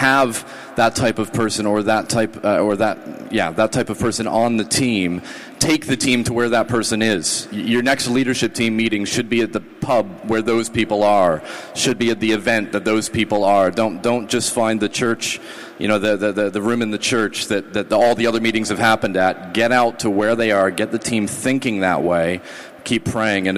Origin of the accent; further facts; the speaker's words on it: Canada; I'm Canadian